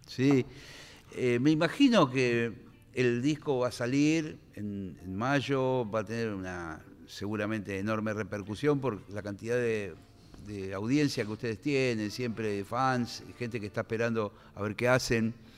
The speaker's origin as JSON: {"language": "Spanish", "country": "Argentina", "said": "yo, como siempre como argentino"}